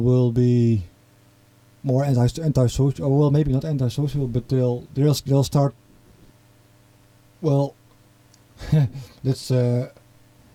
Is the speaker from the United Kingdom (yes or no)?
no; eastern Netherlands, Netherlands; accent: farmer accent; English is a second language; my accent is I'm from the east of the Netherlands, on the border region with Germany